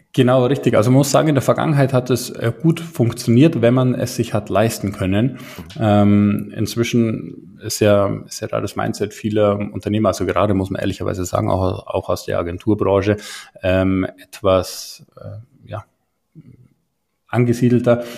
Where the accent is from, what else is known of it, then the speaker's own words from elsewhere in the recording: Garmisch-Partenkirchen, Bavaria, Germany; komme aus der Nähe von München, um genau zu sein, aus Garmisch-Partenkirchen